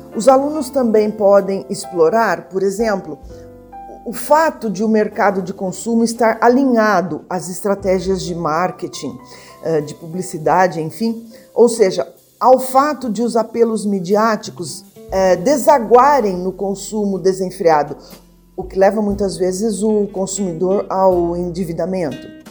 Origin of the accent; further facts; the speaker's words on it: Brazil; eu, enquanto brasileira, eu tenho